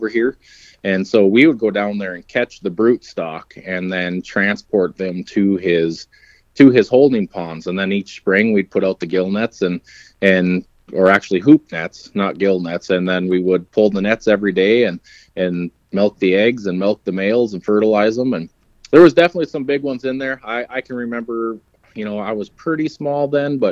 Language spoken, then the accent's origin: English; Ada, Minnesota, United States; I grew up in Ada, Minnesota.